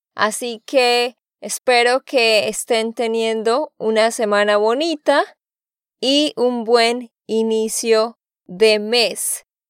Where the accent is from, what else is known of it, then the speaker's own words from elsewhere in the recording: Santander, Colombia; de Santander, Colombia